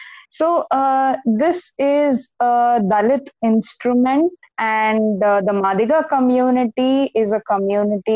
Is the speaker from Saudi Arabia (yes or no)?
no; Nazira, Assam, India; I actually grew up in Assam. I grew up in Nazira.